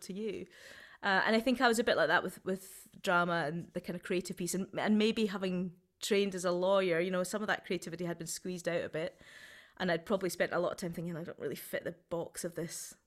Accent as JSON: {"language": "English", "region": "Scotland", "country": "United Kingdom", "also_born_or_lived": "Southampton / Edinburgh", "moved": "yes", "lives_now": "Glasgow, United Kingdom", "said": "coming back to Scotland, starting a theatre company, calling it Foolproof."}